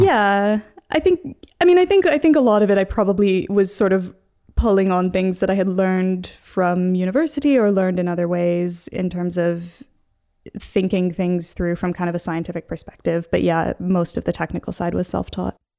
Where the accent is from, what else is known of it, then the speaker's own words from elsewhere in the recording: Seattle, Washington, United States; moved away as an adult; also born or lived in Hong Kong; now in London, United Kingdom; I'm originally from Seattle, so the northwest corner